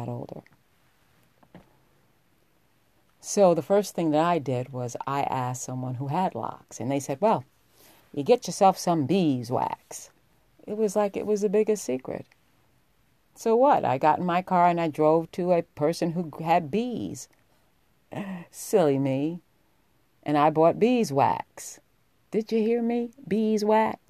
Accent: New York, United States; I was a young girl, and I grew up in New York

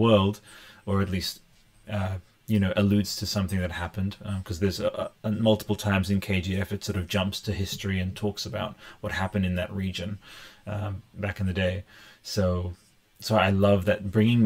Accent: Newcastle, New South Wales, Australia; now in Canberra, Australia; I am from Canberra. Well, I was born in Newcastle, in here in here in Australia. And yeah, but I live in Canberra

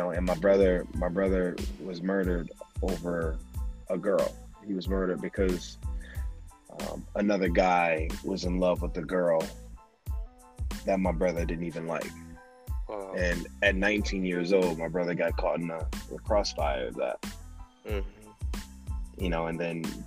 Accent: Detroit, Michigan, United States; also born or lived in New York; now in Los Angeles, United States; I'm from Detroit, Michigan, and I'm from the ghetto. I mean, we had times when we grew up and we had no lights

